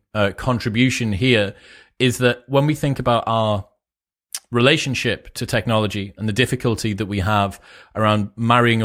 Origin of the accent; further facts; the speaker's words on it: United Kingdom; I'm a Brit, you know, I was 12, I think, when 9/11 happened